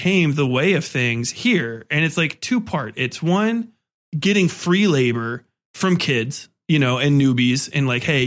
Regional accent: United States; I'm an American

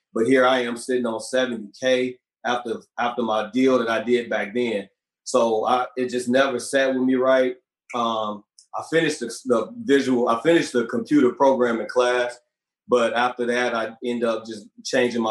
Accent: Gary, Indiana, United States; moved away as an adult; also born or lived in California; I'm originally from Gary, Indiana

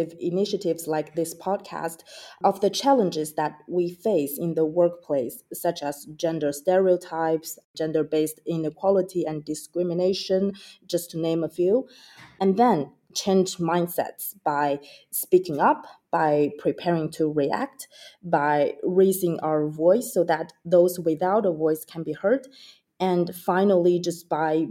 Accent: China; moved away; I grew up in China watching my mother, who was a legislator, advocating for women's rights throughout her career.

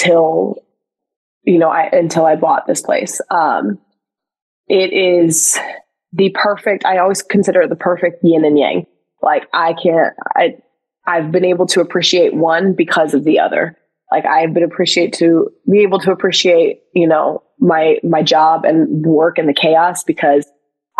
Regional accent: Midwest, United States; I'm from the Midwest. We put ranch dressing on everything over here

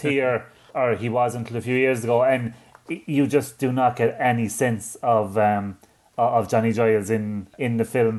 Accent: Ireland; I'm not just saying that as an Irishman

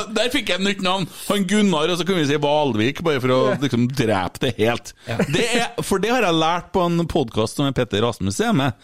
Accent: Bjugn, Trøndelag, Norway; jeg er jo fra Bjugn, og det er jo lenger og lenger ut

